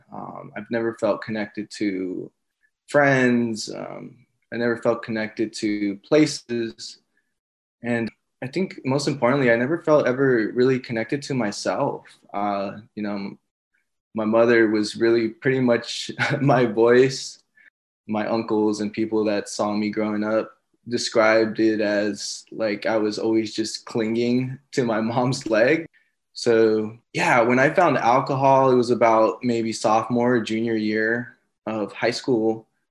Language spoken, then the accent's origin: English; Los Angeles, California, United States; moved away as an adult; now in San Antonio, United States; I'm originally from Los Angeles, California